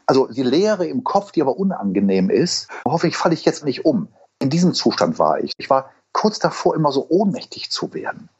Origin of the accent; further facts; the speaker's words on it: Wuppertal, North Rhine-Westphalia, Germany; accent: Hamburgisch und Rheinländisch; moved away; also born or lived in Hamburg; ich bin in Eberfeld geboren, bin aber am Dönberg mhm. groß geworden